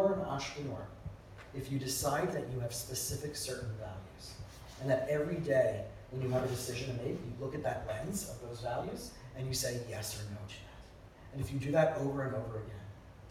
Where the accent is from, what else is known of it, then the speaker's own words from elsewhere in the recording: South Florida, United States; I grew up in South Florida